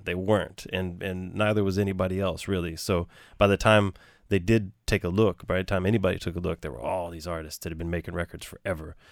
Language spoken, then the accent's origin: English; Galveston, Texas, United States; now in New York, United States; I grew up in Galveston, and you know, Galveston's its own town, its own city, its own island